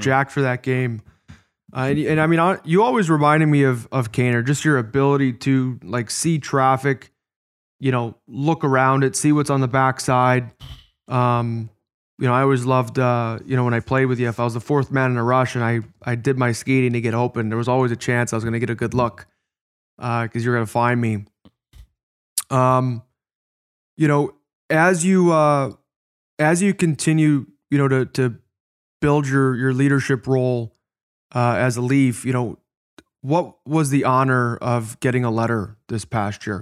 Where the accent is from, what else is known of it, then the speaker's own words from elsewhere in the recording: Chicago, Illinois, United States; moved away; my first N H L game was in my hometown. It was in Chicago